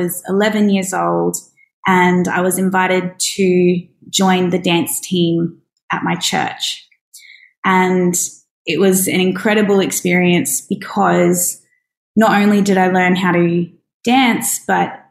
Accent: Brisbane, Queensland, Australia; moved away as an adult; now in Darwin, Australia; I grew up in Brisbane

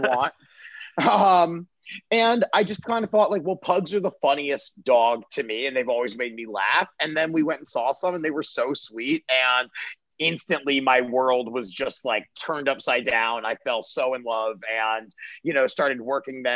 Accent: Baltimore, Maryland, United States; moved away as an adult; also born or lived in Pittsburgh; now in Los Angeles, United States; Grew up in Baltimore, stayed there till I was 19

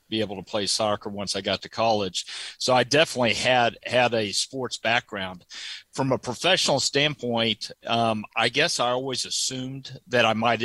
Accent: Dallas, Texas, United States; I grew up in Dallas with a lot of my dad's sports ventures

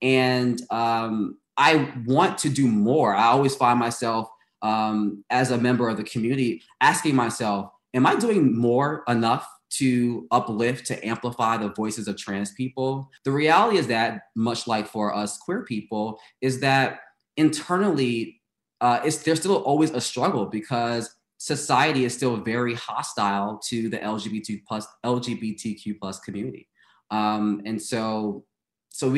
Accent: New York City, New York, United States; moved away as an adult; I came from Brooklyn.

